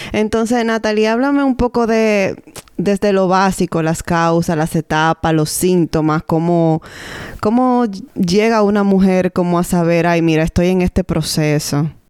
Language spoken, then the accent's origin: Spanish; Dominican Republic; now in Canada; Somos dos dominicanas en Canadá que compartimos nuestra experiencia como madres